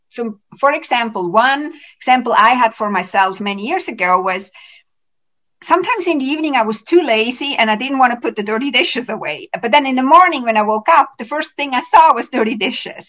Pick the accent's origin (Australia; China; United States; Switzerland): Switzerland; also born or lived in Vancouver, Canada; now in Canada; so I live in Canada, but I'm originally from Switzerland